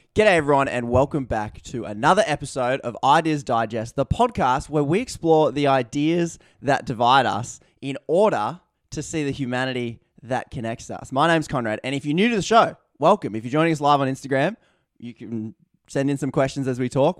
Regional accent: Newcastle, New South Wales, Australia; my hometown, Newcastle.

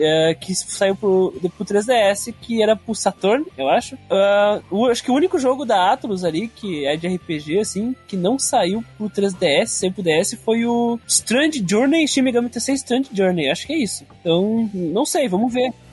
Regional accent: Brazil

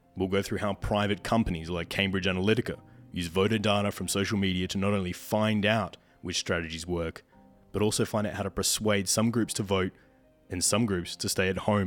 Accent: Australia; here in my home country of Australia

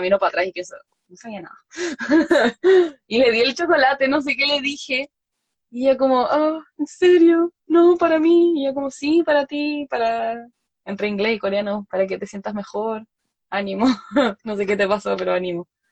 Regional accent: Chile; moved away as an adult; now in Seoul, South Korea; yo de Chile

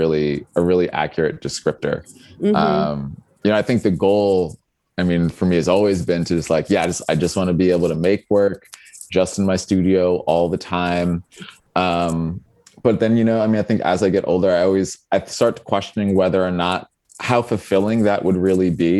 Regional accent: New York, United States; moved away as an adult; also born or lived in Detroit; now in Chicago, United States; I'm from New York, and I moved to Detroit in the beginning of 2016.

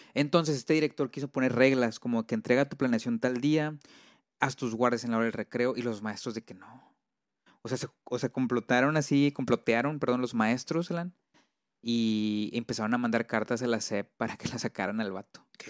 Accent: Monterrey, Nuevo León, Mexico; yo me siento orgulloso de, hacer de aquí, de Monterrey, de Regio. Bueno, soy de Monterrey

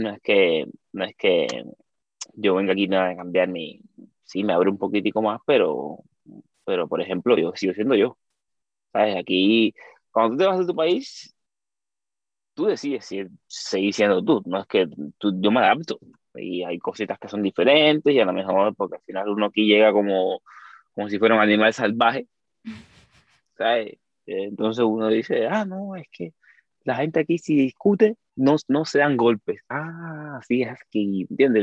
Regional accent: Cuba; accent: Cuban; moved away as an adult; now in Spain; yo soy cubano, vengo de Cuba, tengo tiempo

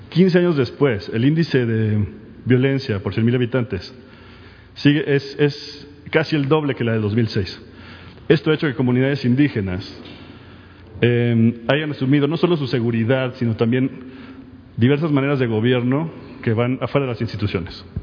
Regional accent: Mexico; now in United States; soy mexicano, pero vivo en Estados Unidos.

